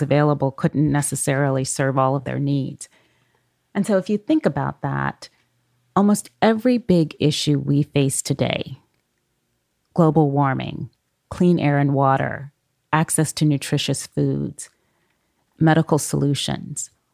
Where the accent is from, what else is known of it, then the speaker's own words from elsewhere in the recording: Oakland, California, United States; those communities I grew up near in Oakland, California.